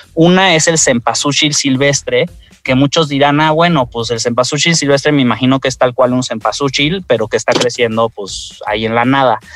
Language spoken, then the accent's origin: Spanish; Mexico; somos mexicanos